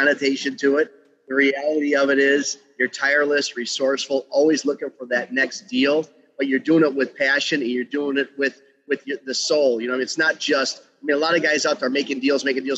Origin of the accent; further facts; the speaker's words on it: Chicago, Illinois, United States; I was born on Taylor Street in Chicago's Little Italy.